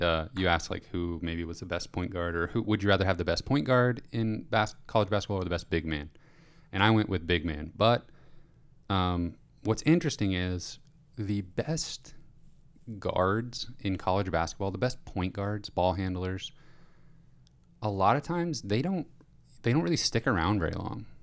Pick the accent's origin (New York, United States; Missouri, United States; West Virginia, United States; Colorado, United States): Missouri, United States; Springfield; We're from Springfield.